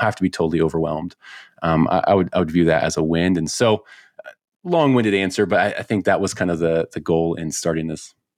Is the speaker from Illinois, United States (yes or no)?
yes; Chicago, Illinois, United States; now in Colorado, United States; I grew up in Chicago